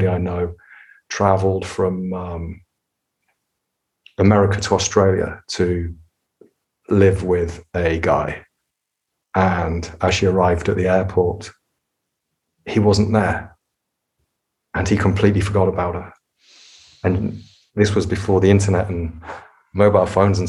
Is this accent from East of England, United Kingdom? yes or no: no; Nottingham, East Midlands, United Kingdom; I was growing up in Nottingham